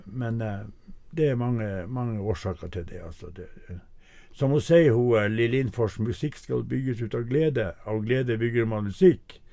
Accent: Saura, Andøya, Nordland, Norway; jeg vokste opp midt på Andøya, på Saura

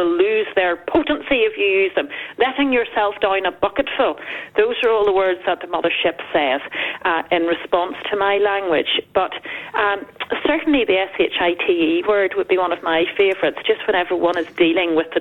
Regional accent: Northern Ireland, United Kingdom; in Northern Ireland society, as tense as it was, I was growing up in the 80s and 90s

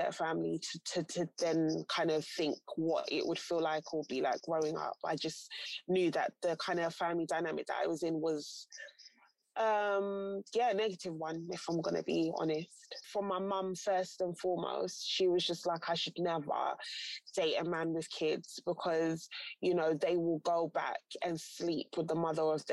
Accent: Ghana; I'm Ghanaian as well, there's like a cultural order of things as well.

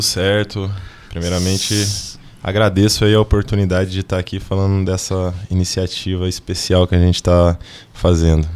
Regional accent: Franca, São Paulo, Brazil; moved away as an adult; also born or lived in Uberlândia / Anápolis / Goiânia / Criciúma; now in Joinville, Brazil; Eu sou natural de Franca

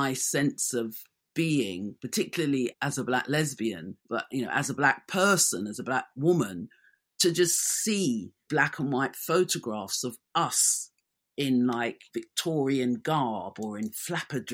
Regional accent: London, United Kingdom; born and raised in London

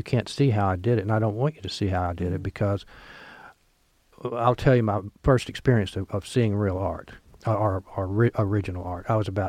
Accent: Oxford, Mississippi, United States; born or raised there

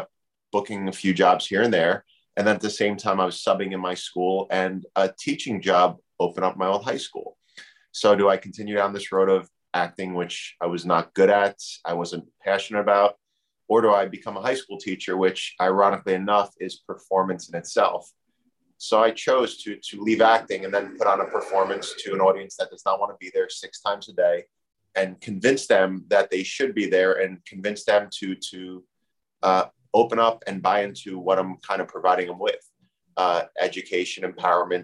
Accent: Union, New Jersey, United States; I grew up in Union

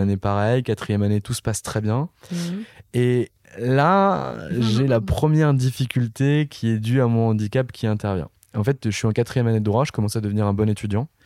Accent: Nancy, Grand Est, France; je viens pas de Paris et je viens d'une ville du nord-est de la France qui s'appelle Nancy

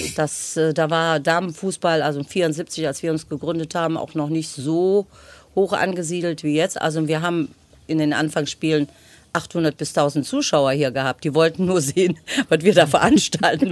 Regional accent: North Rhine-Westphalia, Germany; wir sind groß geworden auf der Neusser Straße, bevor meine Eltern nachher auf der Förderstraße ein Haus gebaut haben

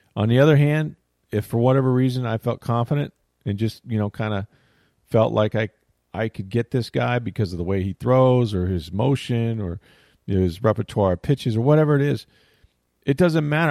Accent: the South, United States; I grew up in the South

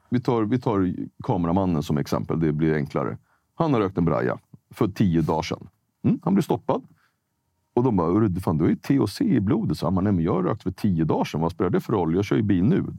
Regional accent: Sweden; born there; jag, jag är född i Sverige, men jag, jag har en annan färg.

